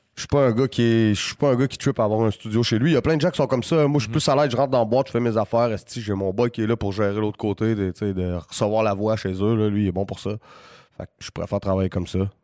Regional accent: Quebec City, Quebec, Canada; C'était ma ville

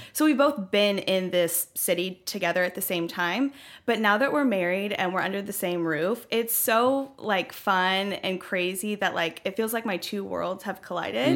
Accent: Franklin, Tennessee, United States; also born or lived in Knoxville, Tennessee; I grew up in Franklin, um, spent most of my life here in Franklin, and the past two years I've been living in Knoxville.

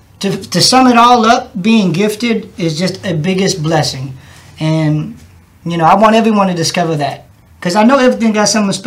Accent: Missouri City, Texas, United States; that's where I'm from

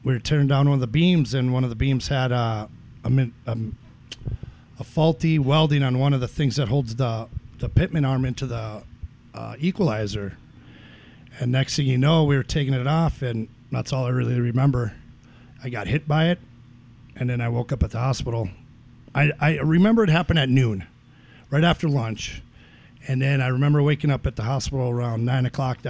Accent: Dilworth, Minnesota, United States; also born or lived in Carrizo Springs, Texas; now in Williston, United States; they wanted to settle down. So they settled down in a little town in Minnesota called Dilworth

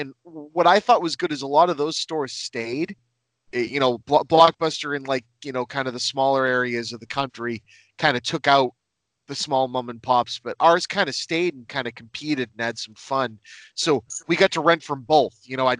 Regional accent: Lynn, Massachusetts, United States; I grew up in Lynn, Massachusetts. I still live there, right on the East Coast, right north of Boston.

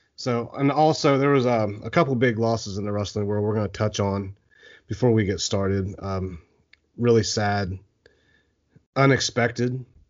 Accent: Eastern Ohio, United States; I grew up in Eastern Ohio

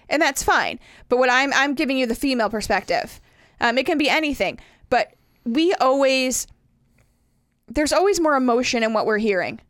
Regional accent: the North, United States; moved away; I'm from the North

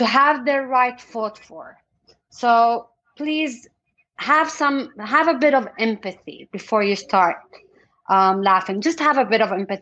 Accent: Jordan; I was born and raised in Jordan

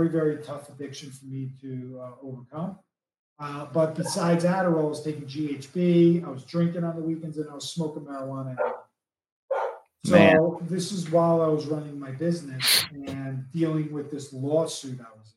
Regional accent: East Coast, United States; I'm from the East Coast

